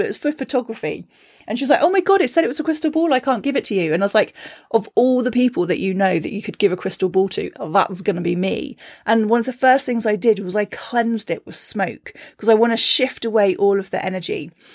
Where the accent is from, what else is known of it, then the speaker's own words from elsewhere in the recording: Cornwall, South West England, United Kingdom; moved away; growing up in Cornwall